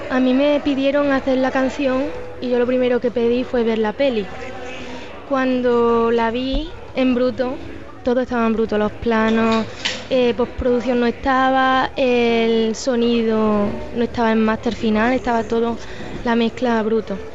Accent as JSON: {"language": "Spanish", "country": "Spain", "said": "Porque lo que tenemos como españoles es la, inmensa suerte de verlo como espectadores, es decir, de esperar al otro lado de la orilla."}